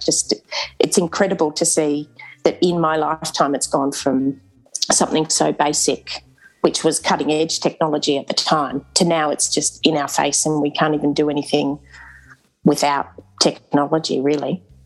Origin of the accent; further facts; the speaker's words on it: Canberra, Australian Capital Territory, Australia; I grew up in Canberra and we were featured on the television because our primary school was the first school in Canberra to get